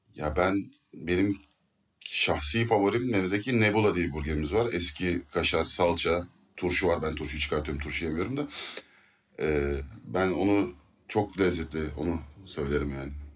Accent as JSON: {"language": "Turkish", "town": "Izmir", "region": "İzmir", "country": "Turkey", "said": "biz Alsancaklıyız"}